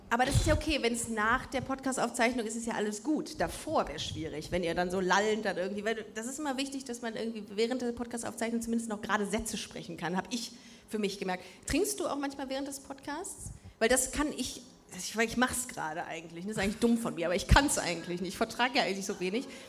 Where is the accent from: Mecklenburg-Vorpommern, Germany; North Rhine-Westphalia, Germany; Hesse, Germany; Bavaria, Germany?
North Rhine-Westphalia, Germany; Düsseldorf; now in Cologne, Germany; Wir sind beide in Düsseldorf aufgewachsen bist, auch mit Stolz da aufgewachsen